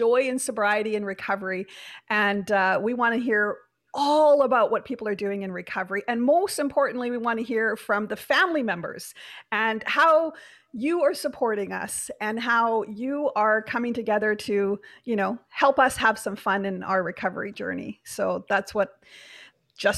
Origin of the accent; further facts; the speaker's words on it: Canada; We're Canadian